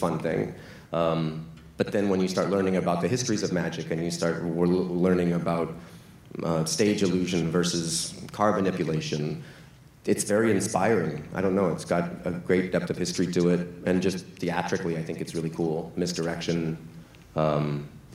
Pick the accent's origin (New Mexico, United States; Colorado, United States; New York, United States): New Mexico, United States; Ruidoso; I grew up in small town New Mexico